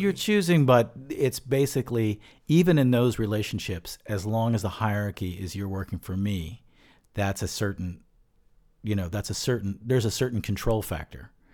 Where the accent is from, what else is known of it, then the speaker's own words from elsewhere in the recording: Bucks County, suburban Philadelphia, Pennsylvania, United States; I grew up in suburban Philadelphia